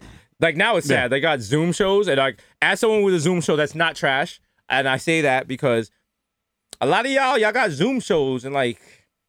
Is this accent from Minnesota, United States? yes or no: no; New York City, New York, United States; I was just so indoctrinated from being raised on 233rd. Shout out to all my goat head soup and all my, you know, Jamaican stuff.